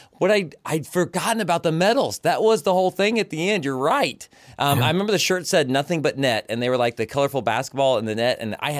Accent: Kansas, United States; our time growing up in Kansas.

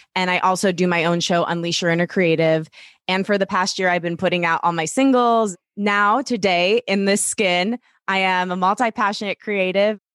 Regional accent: Detroit, Michigan, United States; I grew up in Metro Detroit, so we're both Midwestern girls

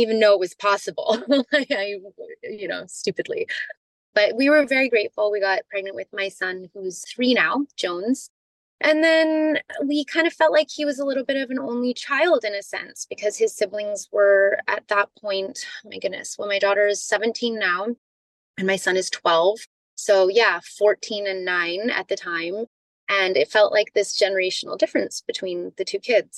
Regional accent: Canada; moved away; also born or lived in California; I'm from Canada.

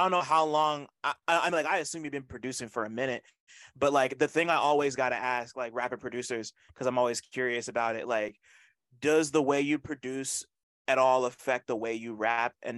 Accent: New Jersey, United States; I'm from Jersey, I grew up on Jersey Club

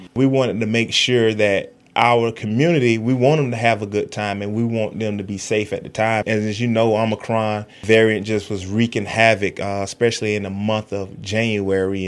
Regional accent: Fort Pierce, Florida, United States; also born or lived in Apalachicola, Florida; I'm actually originally from Apalachicola, but I grew up in Fort Pierce, Florida

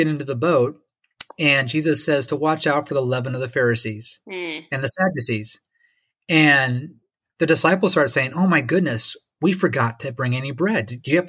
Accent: Lake Michigan, United States; where I grew up on Lake Michigan, where it's 50 miles across. You can't even see Chicago, except for maybe the top of the Sears Tower on a clear day.

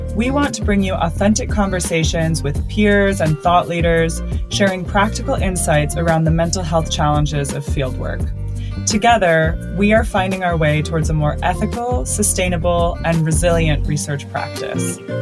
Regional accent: Colorado, United States; also born or lived in California; now in United Kingdom; I'm from Colorado, lived in California

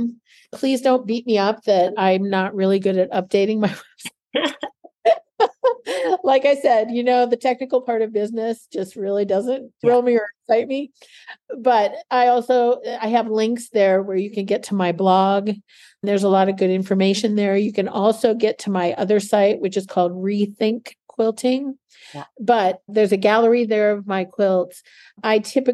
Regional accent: Canada; also born or lived in Oskaloosa, Kansas / Chicago; now in United States; Being Canadian

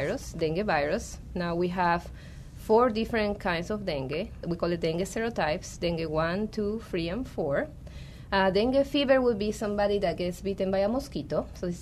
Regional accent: Peru; now in Arizona, United States; So I'm from Peru, and when I was working there at the NIH

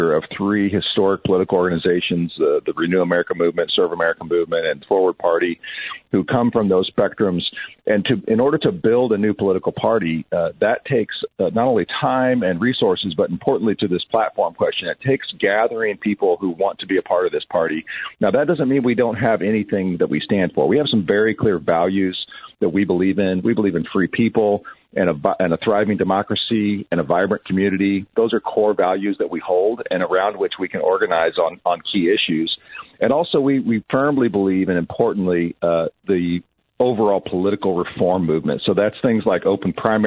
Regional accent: Bloomington, Illinois, United States; moved away; also born or lived in Elmhurst, Illinois / Chicago; Grew up in Bloomington Normal, went to school out in Elmhurst, and spent a lot of time in the city in my college years.

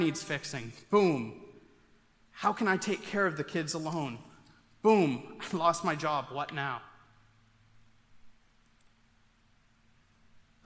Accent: Maine, United States; growing up in Maine

